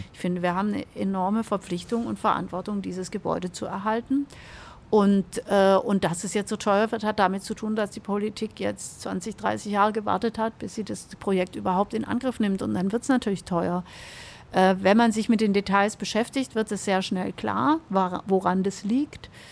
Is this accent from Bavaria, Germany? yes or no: no; Stuttgart, Baden-Württemberg, Germany; Beide sind wir Stuttgarterinnen und geprägt äh, und aufgewachsen im Birkendörfle einer kleinen Sackgasse ähm, in Richtung Killesberg